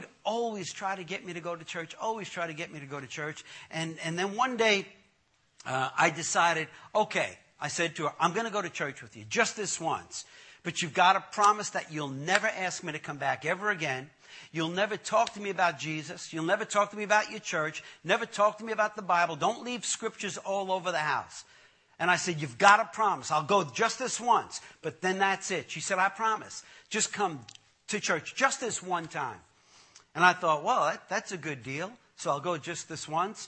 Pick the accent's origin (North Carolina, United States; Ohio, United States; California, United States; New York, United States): New York, United States; when I was growing up in Brooklyn, I grew up in a tough neighborhood in Brooklyn, the Gowanus Projects.